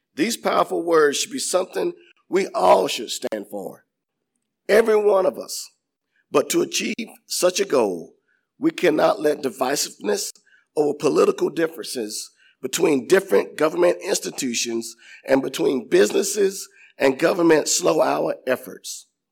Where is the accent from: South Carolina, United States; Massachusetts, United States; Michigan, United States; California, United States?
South Carolina, United States; Inman; I was born and raised in Inman